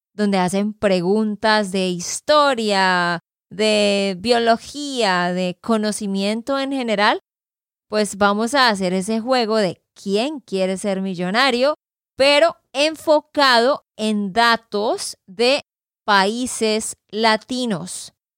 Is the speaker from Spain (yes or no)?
no; Santander, Colombia; de Santander, Colombia